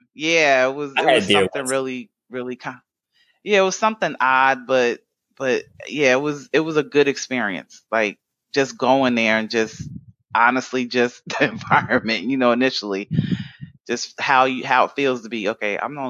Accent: New York, United States; growing up in New York, you like a car on bricks. That's just normal.

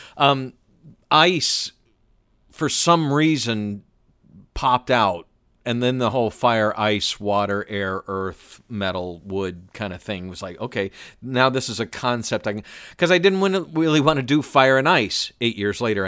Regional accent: Atlanta, Georgia, United States; I was born and raised in Atlanta

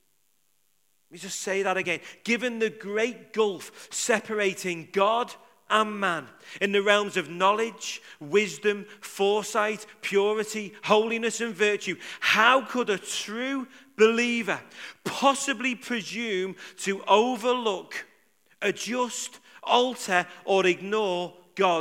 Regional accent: Liverpool, North West England, United Kingdom; I'm from Liverpool.

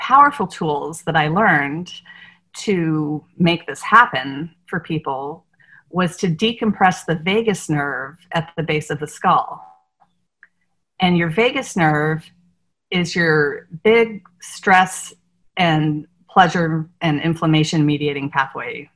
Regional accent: Northern Virginia, United States; moved away as an adult; also born or lived in San Diego; now in New Orleans, United States; I grew up in Northern Virginia, outside of Washington D.C.

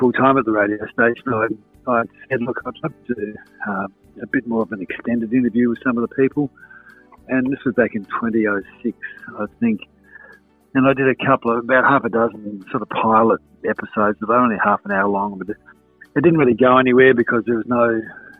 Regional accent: Adelaide, South Australia, Australia; born or raised there; also born or lived in Victoria / Whyalla

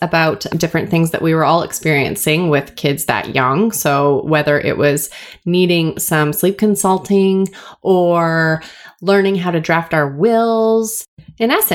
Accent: Vancouver, British Columbia, Canada; I am from Vancouver, born and raised

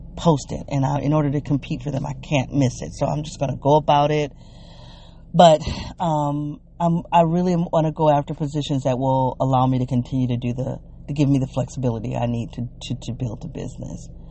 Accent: United States; accent: African American English (ethnic talk); first language African American English

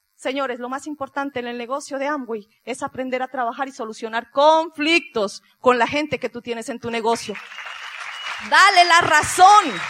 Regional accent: Pasto, Nariño, Colombia; moved away; allá nos dicen los pastuzos, somos del sur de Colombia

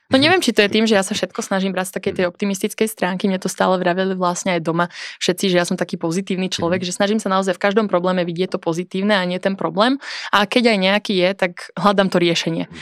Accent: Revúca, Banská Bystrica Region, Slovakia; now in Bratislava, Slovakia; som z Revúcej

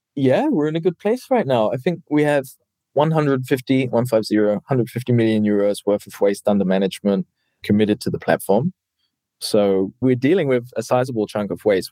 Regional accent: New Zealand; now in Germany; I come from New Zealand, living in Germany

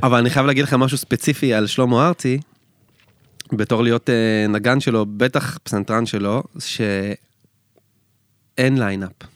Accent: Israel; אנחנו ישראלים

